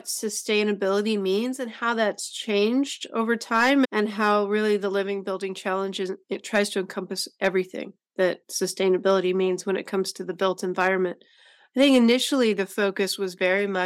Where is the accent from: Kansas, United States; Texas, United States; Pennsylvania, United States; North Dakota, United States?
Texas, United States; Decatur; Decatur, Texas, which happens to be my hometown